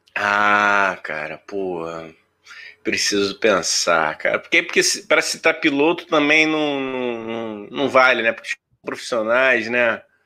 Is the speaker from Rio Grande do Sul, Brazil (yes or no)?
no; Rio de Janeiro, Brazil; eu que fui criado na Vila da Penha